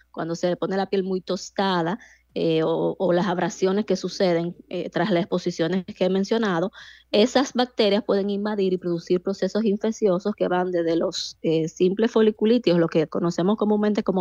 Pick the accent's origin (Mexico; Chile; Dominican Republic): Dominican Republic; como dominicanos